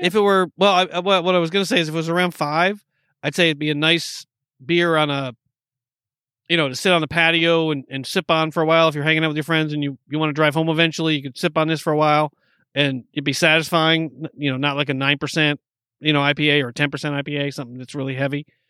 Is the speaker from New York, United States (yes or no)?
yes; New York, United States; I'm from New York